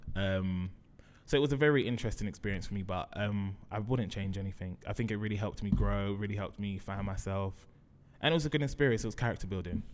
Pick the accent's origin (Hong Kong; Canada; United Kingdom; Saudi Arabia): United Kingdom; London; Grew up in Brixton, went to school in Brixton